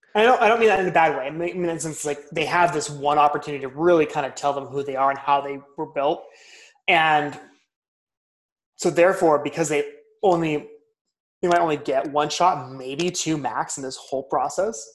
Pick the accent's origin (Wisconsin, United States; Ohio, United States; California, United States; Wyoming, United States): California, United States; Southern; moved away; we're both from Southern California originally.